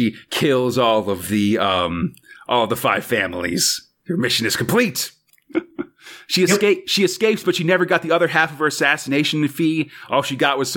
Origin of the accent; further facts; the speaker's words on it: United States; as an American